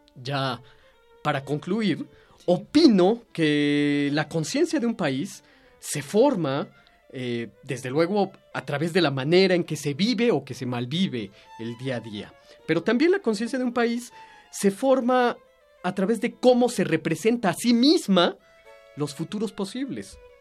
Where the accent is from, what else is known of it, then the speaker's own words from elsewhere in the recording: Mexico; nuestra libertad como mexicanos, nuestra conciencia como mexicanos